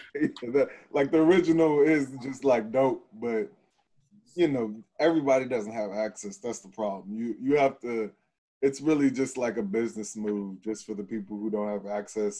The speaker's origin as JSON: {"language": "English", "region": "Texas", "country": "United States", "said": "I'm from Texas"}